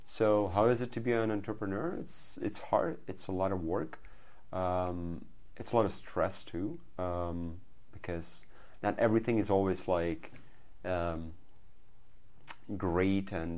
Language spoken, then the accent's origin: English; Belarus; moved away as an adult; now in Silicon Valley, United States; I'm from Belarus, which you just said. It's a small country in Eastern Europe.